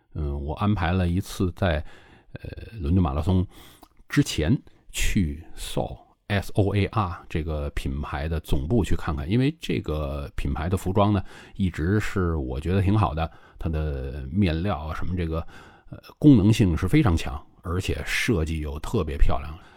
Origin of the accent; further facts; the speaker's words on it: China; now in Guangzhou, China; 作为一个中国人啊，现在我生活在广州